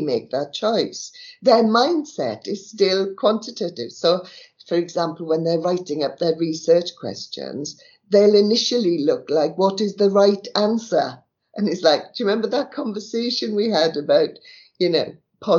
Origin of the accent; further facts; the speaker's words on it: South Wales, United Kingdom; I was born in South Wales, in the valleys. My dad worked at down the mine, and my mother was a barmaid